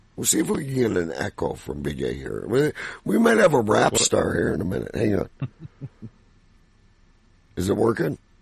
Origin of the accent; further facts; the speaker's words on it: Canada; I'm Canadian